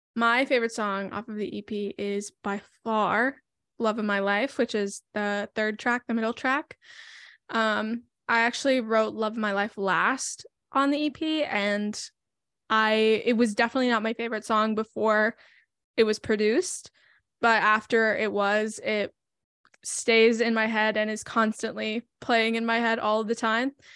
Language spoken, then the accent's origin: English; Tennessee, United States; I'm from Tennessee, which is also where I currently live.